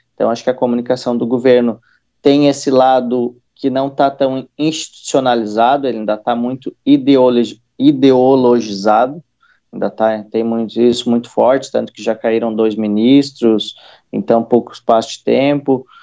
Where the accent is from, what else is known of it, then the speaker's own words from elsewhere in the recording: Santa Catarina, Brazil; eu sou de uma cidade interior aqui de Santa Catarina